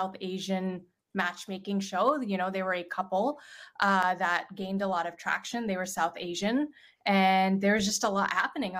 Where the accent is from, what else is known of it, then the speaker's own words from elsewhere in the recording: Canada; also born or lived in Pakistan (parents); now in San Francisco, United States; My parents are from Pakistan. I was born and raised in Canada, the good part of the West